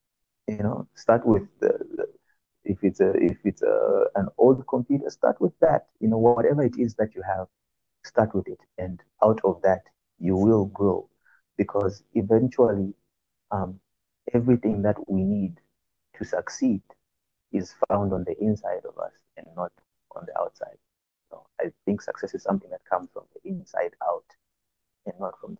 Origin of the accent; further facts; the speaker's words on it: Zambia; I'm from Zambia, by the way. I'm Zambian born.